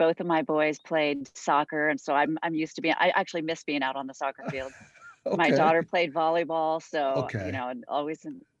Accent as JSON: {"language": "English", "town": "San Jose", "region": "California", "country": "United States", "tie": "born or raised there", "moved": "as an adult", "lives_now": "Phoenix, United States", "said": "So I grew up in the San Francisco Bay Area, South San Jose area."}